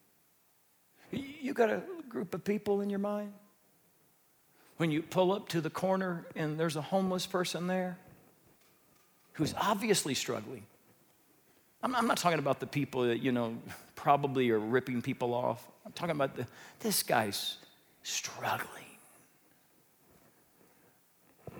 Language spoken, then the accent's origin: English; Midwest, United States; I grew up in the Midwest